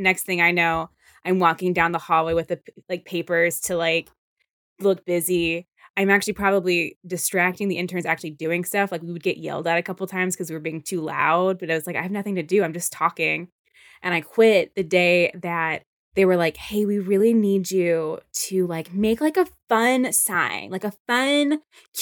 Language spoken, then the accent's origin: English; Stafford, Virginia, United States; born or raised there; moved away as an adult; now in New York, United States